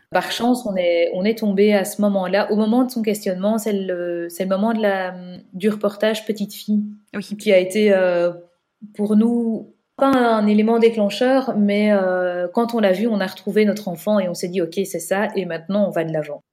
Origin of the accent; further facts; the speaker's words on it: Belgium; on est belge